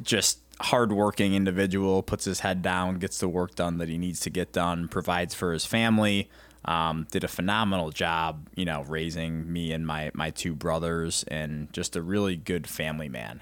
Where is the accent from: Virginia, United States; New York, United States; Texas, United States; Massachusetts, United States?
New York, United States; Rochester; now in Ohio, United States; growing up in Rochester, New York, upstate New York, um, about hour and a half from the Canadian border, hockey was huge